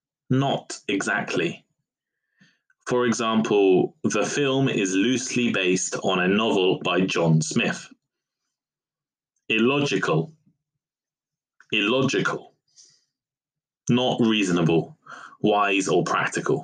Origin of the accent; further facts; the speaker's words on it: United Kingdom; I am British